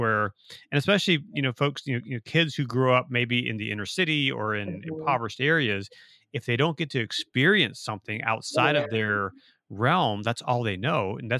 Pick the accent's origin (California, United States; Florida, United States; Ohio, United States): Ohio, United States; moved away as an adult; because I grew up in Ohio, I actually grew up in the Amish and Mennonite community.